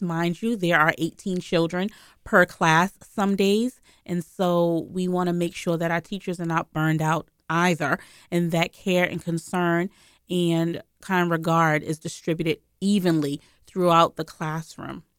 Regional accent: Boston, Massachusetts, United States; I grew up in Boston

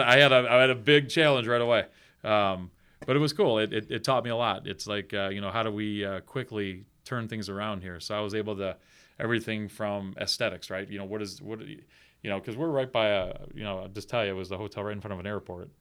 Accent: Buffalo, New York, United States; moved away as an adult; now in South Bend, United States; I'm originally from Buffalo, New York

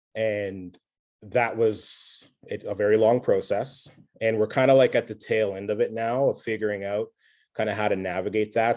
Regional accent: Nova Scotia, Canada; I'm from Nova Scotia

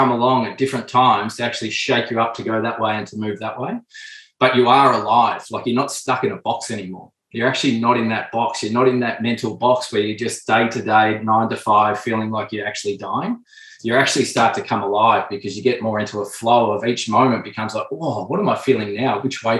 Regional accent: Melbourne, Victoria, Australia; moved away as an adult; also born or lived in Adelaide; I wanted to go home and play in Melbourne, my home state. I wanted to come home and be with the family.

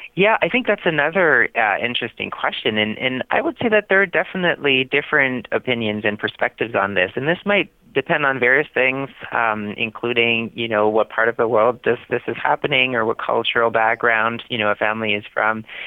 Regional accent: Canada; moved away as an adult; now in Boston, United States; I was born and I grew up in Canada. I moved to Boston uh, just under two years ago

